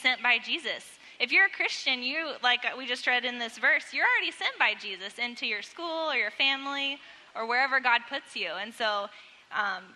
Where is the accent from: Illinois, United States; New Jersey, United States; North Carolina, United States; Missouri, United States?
Missouri, United States; Webb City; I grew up in Webb City and there's lots of churches